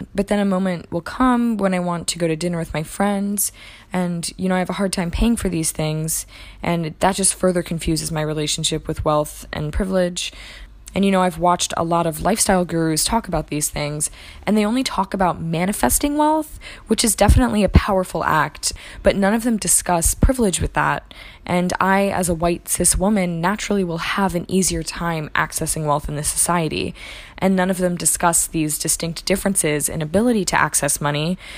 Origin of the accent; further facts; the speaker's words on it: Washington, District of Columbia, United States; I was born in Washington, D C at four thirty-two P M.